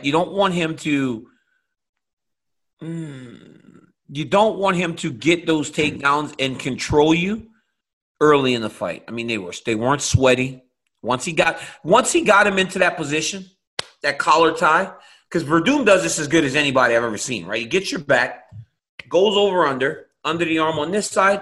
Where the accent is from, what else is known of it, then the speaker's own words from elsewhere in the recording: United States; I'm American. Yeah, in America, football belongs to us.